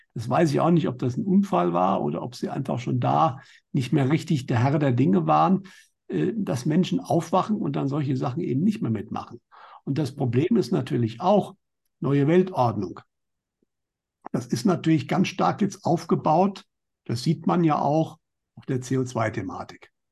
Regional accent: Germany; bei uns in Deutschland

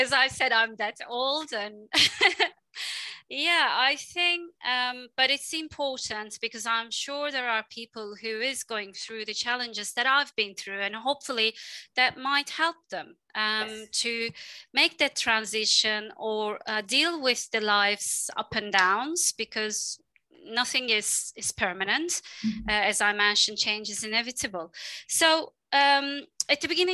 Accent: Istanbul, Turkey; moved away as an adult; also born or lived in Dublin, Ireland; a girl from Istanbul. I'm from Istanbul originally

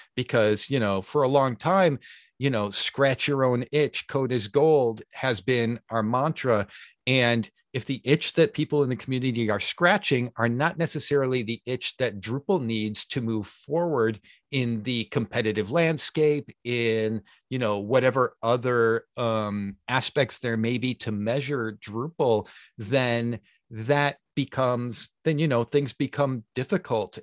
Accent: Chicago, Illinois, United States; moved away as an adult; now in Sweden; Chicago is my hometown

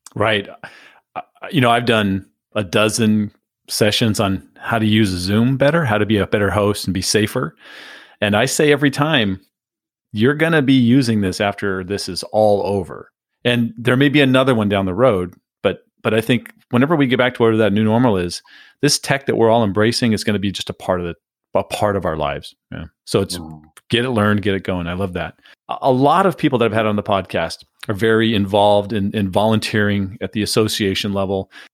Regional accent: San Diego, California, United States; moved away; also born or lived in Phoenix; I, I grew up in San Diego. So I was in Phoenix at that time, but I grew up in San Diego

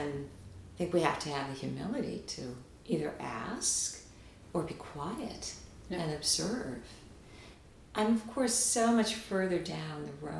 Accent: United States; also born or lived in Rio de Janeiro, Brazil; now in Washington, United States; as an American

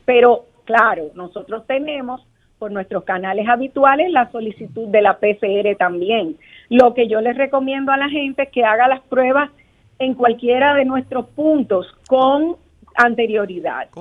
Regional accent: Dominican Republic

